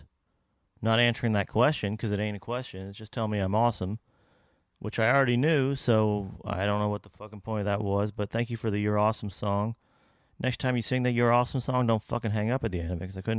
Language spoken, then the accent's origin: English; Kentucky, United States; Ohio right above Kentucky, where I'm from